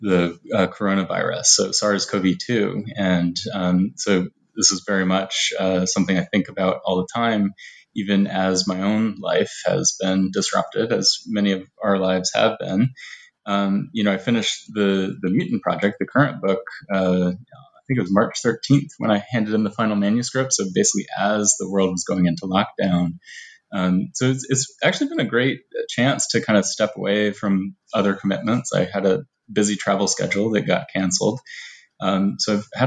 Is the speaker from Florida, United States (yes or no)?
yes; Florida, United States; I'm from the United States. I was born in Florida